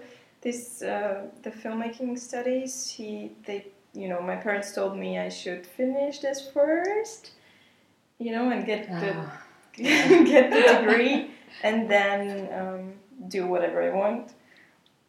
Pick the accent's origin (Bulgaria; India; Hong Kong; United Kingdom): Bulgaria; moved away as an adult; now in Germany; I come from Bulgaria